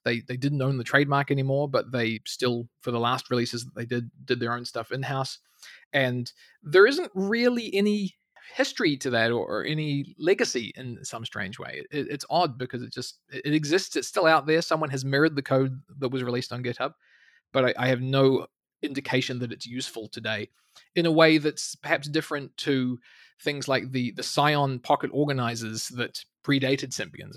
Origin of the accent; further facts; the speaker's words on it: New Zealand; moved away as an adult; also born or lived in Canada; somewhere in New Zealand, right the other end of the world